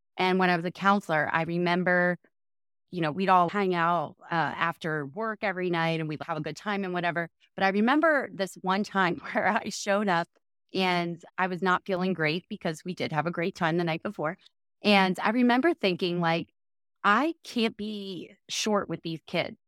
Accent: New Jersey, United States; I grew up in South Jersey

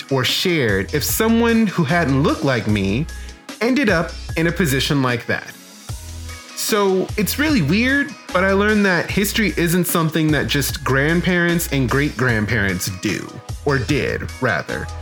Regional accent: New Iberia, Louisiana, United States; I'm from New Iberia in Iberia Parish

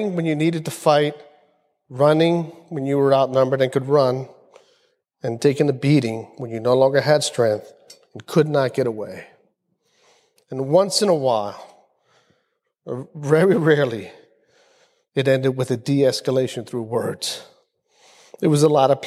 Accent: Philadelphia, Pennsylvania, United States; growing up in the South Philly projects in the 60s and 70s

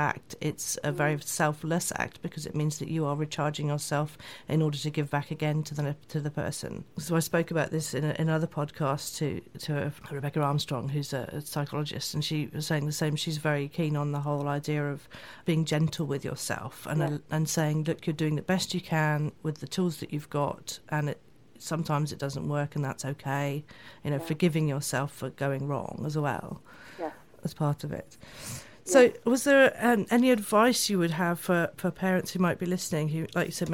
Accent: England, United Kingdom; I'm from England too

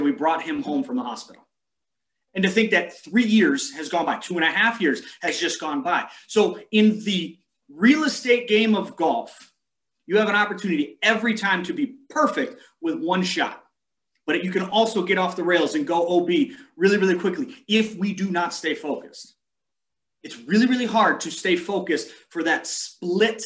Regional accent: San Diego, California, United States; now in Montana, United States; where I grew up in San Diego

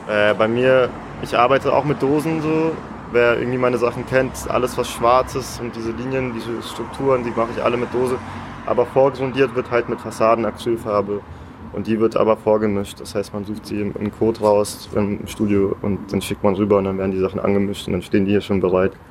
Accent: Hannover, Lower Saxony, Germany; born there; first language Russian; So, ich, ich bin selber geboren in Hannover, aber ich habe schon einen sehr großen die erste Sprache, die ich gelernt habe, war Russisch.

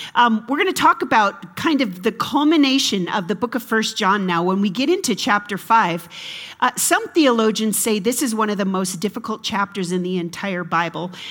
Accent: United States; I'm an American

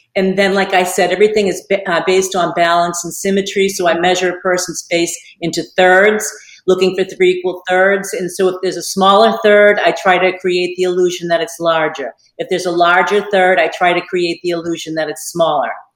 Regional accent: Boston, Massachusetts, United States; moved away as an adult; now in Naples, United States; I'm from Boston, Massachusetts

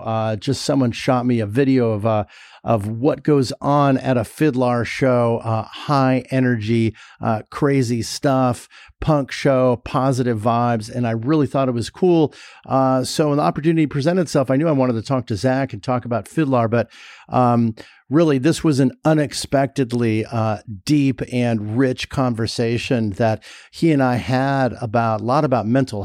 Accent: Los Angeles, California, United States; I grew up in LA. I grew up in Sherman Oaks.

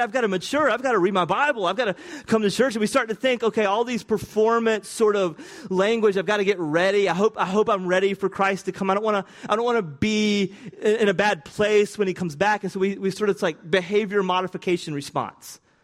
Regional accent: the South, United States; accent: Southern; my Southern accent, which I don't even think is that Southern

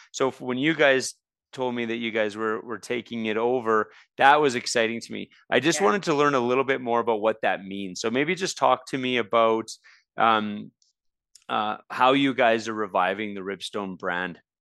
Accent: Red Deer, Alberta, Canada; I grew up in Red Deer

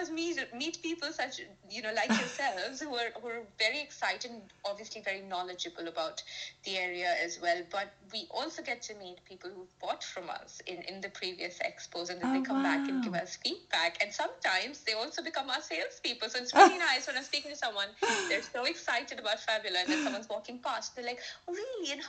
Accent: India; now in United Kingdom; I'm from India

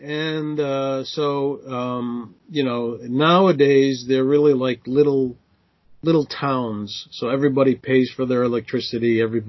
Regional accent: Boston, Massachusetts, United States; first language English; moved away as an adult; also born or lived in Israel; now in Finland; I was born in Boston, Massachusetts, which is in the northeast of the United States. I spent most of my life there, went to school there, went to college there.

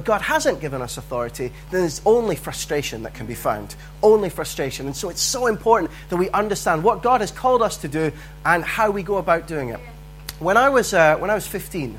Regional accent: Dundee, Scotland, United Kingdom; I grew up in Dundee

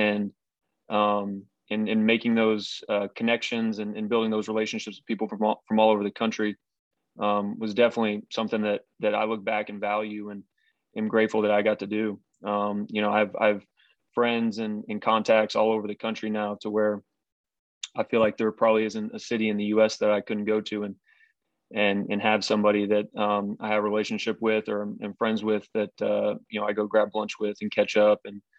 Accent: Tulsa, Oklahoma, United States; also born or lived in Arizona / Texas / Boston, Massachusetts / Buffalo, New York; Yeah, so I was born in Arizona, and then moved to Texas, moved to Boston, Massachusetts, then back to Texas, and then to Buffalo, New York, and then Tulsa, Oklahoma, and then to Louisville, Kentucky, and then back to Tulsa.

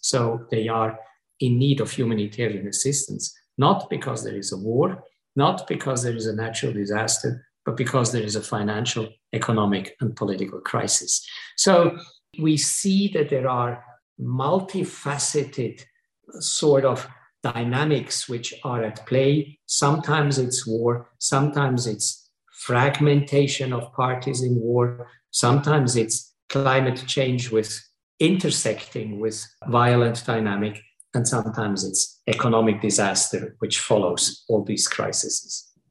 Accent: Switzerland; I come from Switzerland

